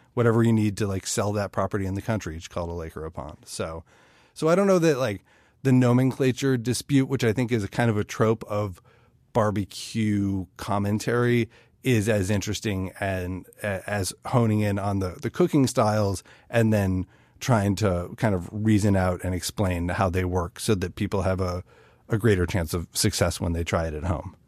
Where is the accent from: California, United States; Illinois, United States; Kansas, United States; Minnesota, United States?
Illinois, United States; Chicago; I'm from Chicago, which is a city with its own barbecue traditions